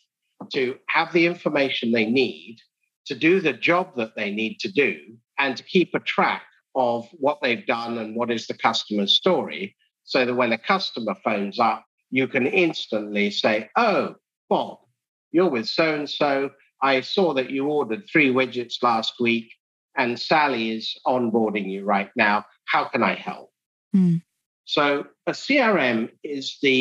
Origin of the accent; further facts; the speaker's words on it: England, United Kingdom; moved away as an adult; also born or lived in Edinburgh / London; now in Houston, United States; I speak funny because I grew up in England. I now live in Houston, Texas, in America.